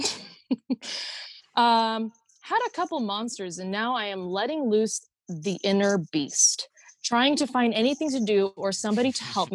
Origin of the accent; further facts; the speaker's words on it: Woodburn, Oregon, United States; my hometown, Woodburn, Oregon